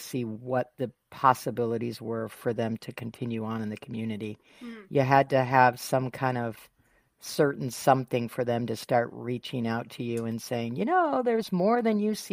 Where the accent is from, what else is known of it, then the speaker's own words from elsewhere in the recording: Michigan, United States; now in San Diego, United States; I grew up in Michigan